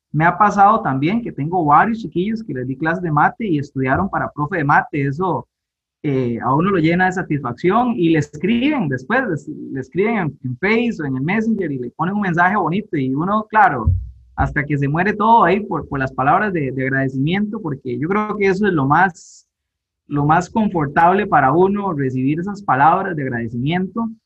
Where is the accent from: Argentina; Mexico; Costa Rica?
Costa Rica; Guápiles, Limón; yo crecí en Guapiles acá en Pocosí, pertenece a la provincia de Limón, eh, nací acá en Guapiles